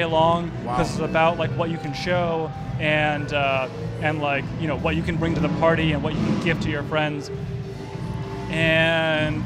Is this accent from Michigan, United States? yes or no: yes; West Bloomfield, Michigan, United States; moved away; also born or lived in San Francisco / New York City; I grew up in Michigan